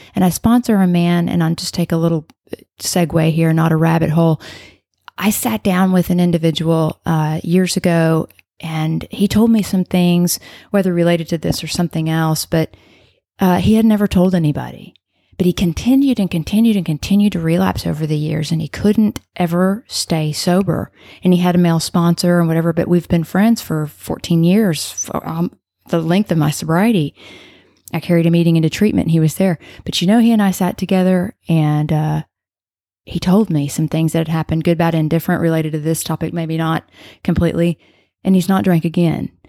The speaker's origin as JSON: {"language": "English", "town": "Arlington", "region": "Texas", "country": "United States", "lives_now": "Coppell, United States", "said": "I'm from Arlington, but I live there"}